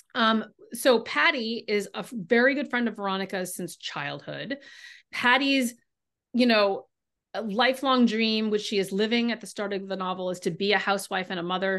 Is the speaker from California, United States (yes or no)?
yes; California, United States; now in Boston, United States; I grew up in California